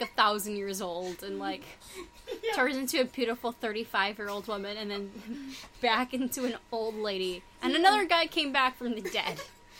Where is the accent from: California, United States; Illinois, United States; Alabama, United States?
California, United States; Los Angeles; I'm from, L.A. area. I'm actually from around here. Mm. The Valley, though. So San Fernando Valley.